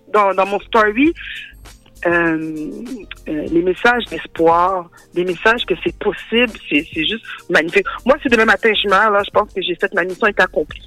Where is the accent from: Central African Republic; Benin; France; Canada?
Canada; Montreal, Quebec; born or raised there; also born or lived in Rivière-des-Prairies